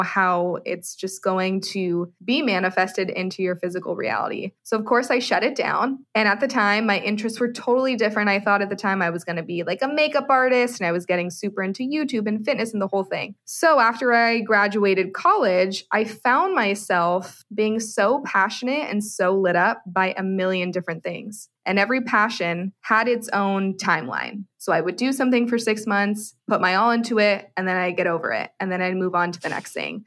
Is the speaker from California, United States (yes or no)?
yes; San Francisco Bay Area, California, United States; moved away as an adult; also born or lived in Arizona; now in Austin, United States; I am originally from the San Francisco Bay Area